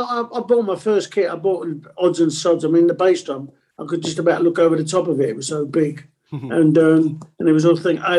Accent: London, United Kingdom; first language Italian; English is a second language; And I lived in Stoke Newington. I was born in Stonington, I should say, and lived in Haringey

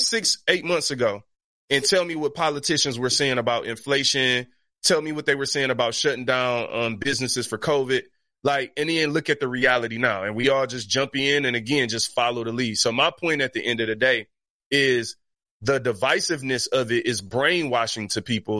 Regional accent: Detroit, Michigan, United States; I grew up in Detroit that's eighty-eight percent black

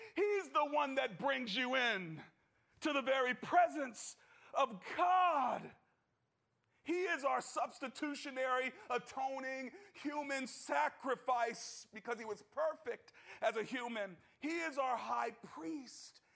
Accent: United States; as an American

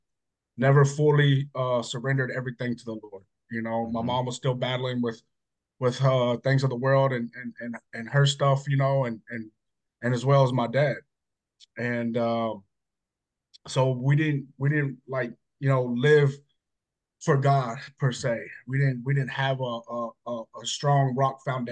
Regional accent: Hutto, Texas, United States; also born or lived in Georgetown, Texas; I'm from Hutto. Small town Hutto, not so small town. Grew up there, born and raised

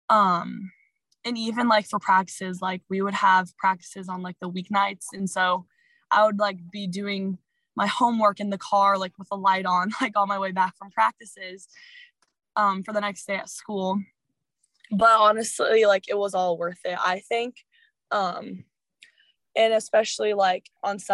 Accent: Illinois, United States; we're from Illinois, you know, there's nothing fun around us

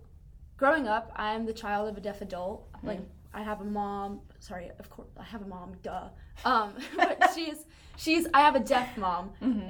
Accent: Jersey Shore, New Jersey, United States; I'm from the Jersey Shore. I'm from a beach town

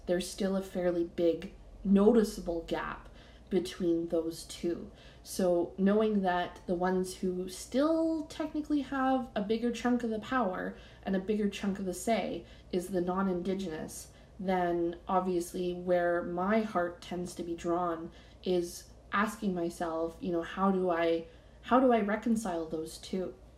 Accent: Canada; I'm Canadian

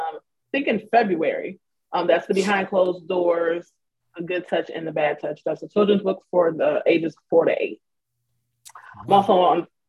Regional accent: Lorain, Ohio, United States; moved away as an adult; now in North Carolina, United States; I'm from Lorain, Ohio, and I moved here to North Carolina in 2014.

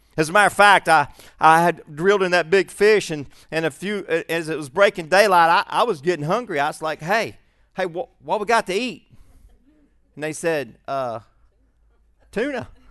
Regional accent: Shreveport, Louisiana, United States; also born or lived in Birmingham; I was born in Shreveport most of my young life, and I lived in Birmingham for a while and then back to Shreveport in the sixth grade.

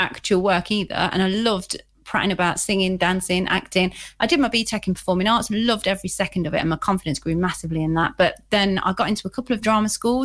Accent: Leicester, East Midlands, United Kingdom; I'm actually originally from here. And I was brought up in quite a rough area of Leicester, actually.

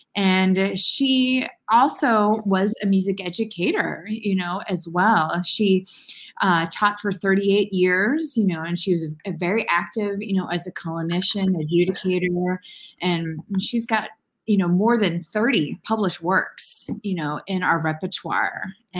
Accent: Lee's Summit, Missouri, United States; growing up in Lee's Summit, Missouri, which is a suburb on the southeastern portion of Kansas City in the Kansas City metropolitan area.

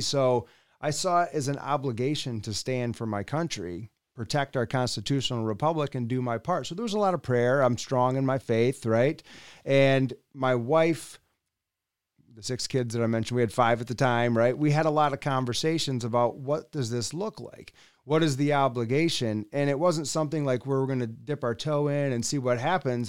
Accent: West Michigan, United States; also born or lived in Allendale, Michigan; I'm from West Michigan

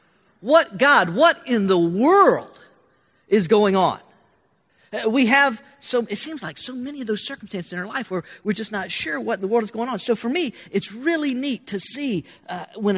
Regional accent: Florida, United States; moved away; growing up in Florida, where we had no snow

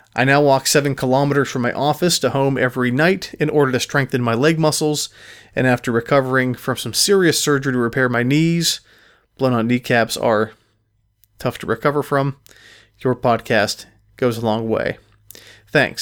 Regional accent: Pittsburgh, Pennsylvania, United States; I am from Pittsburgh

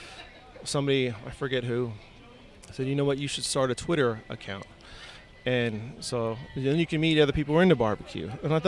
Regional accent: California, United States; now in Central Texas, United States; I grew up in Southern California. My family is from South Texas, but my dad is military. So he was stationed out there, and I was born out there.

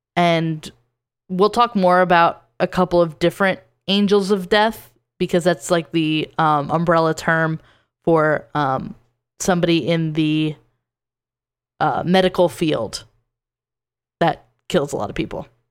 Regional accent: New Jersey, United States; My last state is my home state, and it's New Jersey

